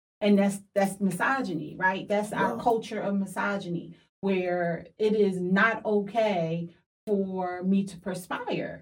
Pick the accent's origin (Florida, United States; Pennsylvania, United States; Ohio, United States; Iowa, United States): Pennsylvania, United States; Philadelphia; I'm from Philly.